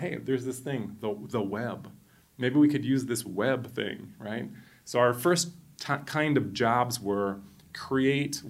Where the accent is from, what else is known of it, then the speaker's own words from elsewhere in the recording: Wisconsin, United States; moved away as an adult; now in Costa Rica; I'm from Wisconsin, originally